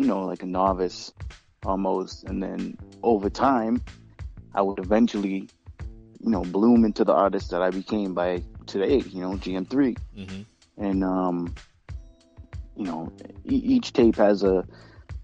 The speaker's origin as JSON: {"language": "English", "town": "Boston", "region": "Massachusetts", "country": "United States", "said": "I'm from Boston"}